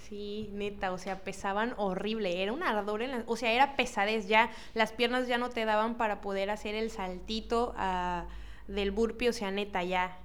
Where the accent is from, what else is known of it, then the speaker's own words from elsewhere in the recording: Cosamaloapan, Veracruz, Mexico; yo soy de Cosamaloapan